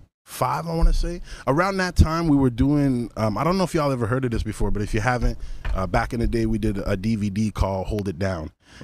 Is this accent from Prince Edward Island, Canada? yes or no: no; Ottawa, Ontario, Canada; also born or lived in Toronto; Yeah, I'm originally from Ottawa. Yeah, 100%. I lived in Toronto for a bit.